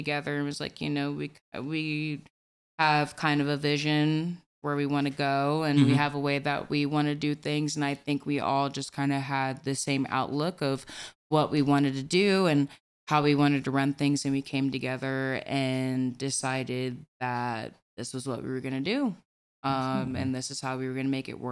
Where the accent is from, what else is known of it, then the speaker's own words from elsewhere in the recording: Liberty, Missouri, United States; now in Gladstone, United States; I'm from the Northland mostly. I grew up in Liberty.